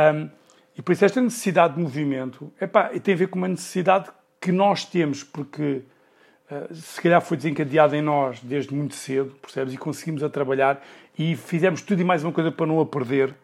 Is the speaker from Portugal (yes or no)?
yes; Sintra, Lisbon, Portugal; eu sou de Sintra